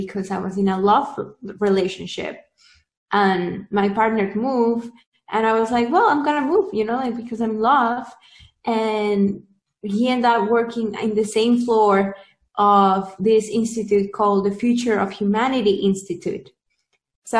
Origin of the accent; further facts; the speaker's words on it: Peru; now in Silicon Valley, United States; I'm originally from Peru